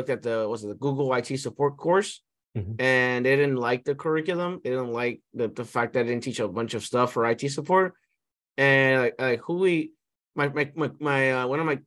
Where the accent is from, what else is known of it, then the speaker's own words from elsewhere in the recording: New York City, New York, United States; I'm originally born and raised in Brooklyn